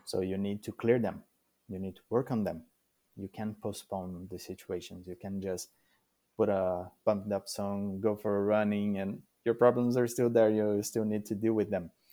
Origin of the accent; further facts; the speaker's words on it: Brazil; English is a second language; moved away as an adult; now in Canada; I came from Brazil